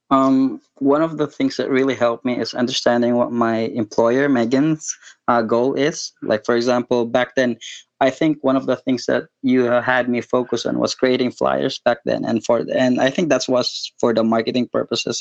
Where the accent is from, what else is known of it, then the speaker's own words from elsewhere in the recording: Philippines; I'm from the Philippines.